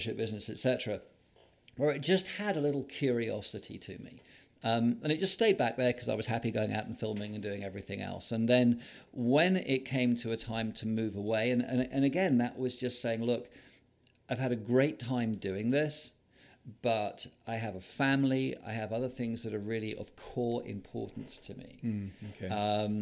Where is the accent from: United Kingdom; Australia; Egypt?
United Kingdom; London; moved away as an adult; I'm a Londoner, born and bred.